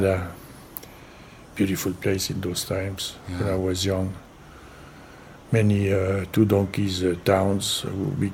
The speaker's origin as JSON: {"language": "English", "town": "Paris", "region": "Île-de-France", "country": "France", "tie": "born or raised there", "moved": "yes", "lives_now": "Ibiza, Spain", "said": "I grew up in Paris, in not far from Montparnasse"}